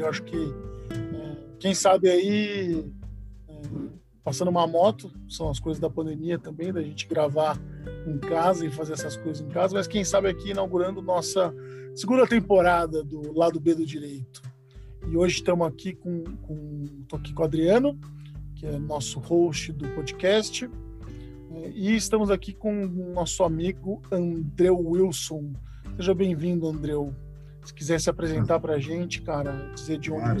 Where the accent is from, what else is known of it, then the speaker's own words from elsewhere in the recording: interior of São Paulo, Brazil; now in São Paulo, Brazil; eu vim do interior de São Paulo